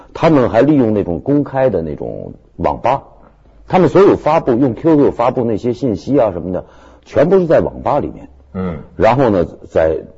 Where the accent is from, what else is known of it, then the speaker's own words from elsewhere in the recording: Beijing, China; 我是北京的户籍